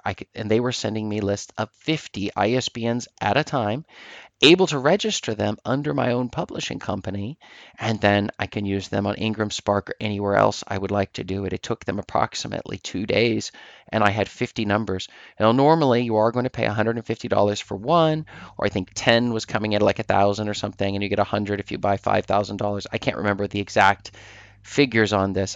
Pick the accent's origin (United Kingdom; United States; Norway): Norway; I'm from Norway, in Norway here